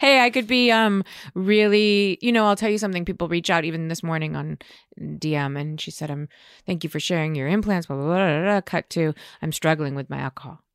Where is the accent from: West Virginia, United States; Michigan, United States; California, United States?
California, United States; Beverly Hills; also born or lived in New York; grew up in, in Beverly Hills.